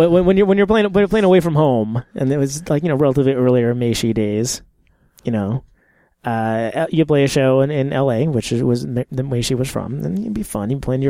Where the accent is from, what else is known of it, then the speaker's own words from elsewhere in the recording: Modesto, California, United States; I grew up in Eastern Modesto. Arizona. Modesto is like, you know, the armpit of California. It's basically the Bible Belt, and nobody would ever freaking come.